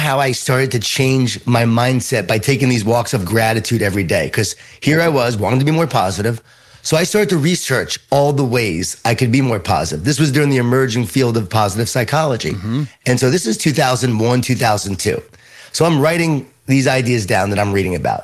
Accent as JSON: {"language": "English", "area": "Long Island", "region": "New York", "country": "United States", "tie": "born or raised there", "said": "I grew up in Long Island, New York, Jewish Italian family"}